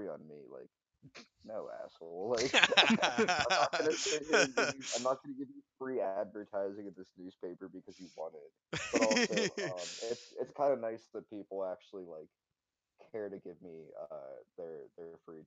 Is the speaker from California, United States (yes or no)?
no; Pennsylvania, United States; moved away as an adult; now in Ohio, United States; my family actually, you know, moved to Ohio despite growing up in Pennsylvania.